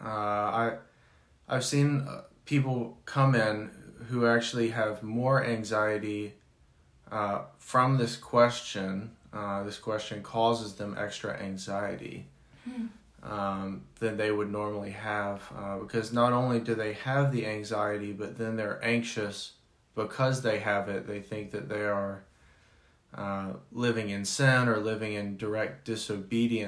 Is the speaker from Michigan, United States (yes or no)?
no; Clemmons, North Carolina, United States; moved away; also born or lived in Chicago / Denver; I grew up in Clemens, North Carolina, small town